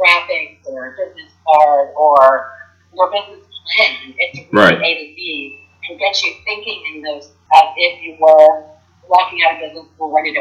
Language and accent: English; West Virginia, United States; I live and I'm from West Virginia